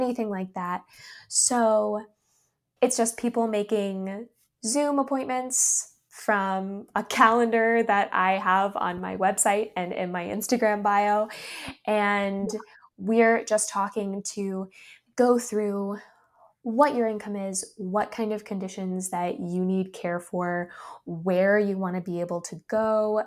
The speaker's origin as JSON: {"language": "English", "region": "North Carolina", "country": "United States", "also_born_or_lived": "New York", "said": "my home state of North Carolina"}